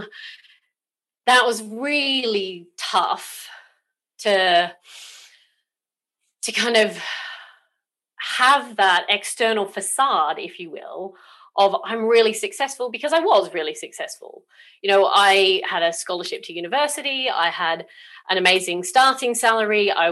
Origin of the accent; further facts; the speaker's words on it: Australia; also born or lived in South Coast, United Kingdom; now in United Kingdom; I was actually born in Australia